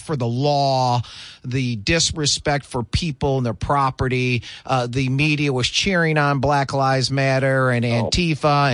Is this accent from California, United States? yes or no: no; Michigan, United States; moved away; Growing up in the Michigan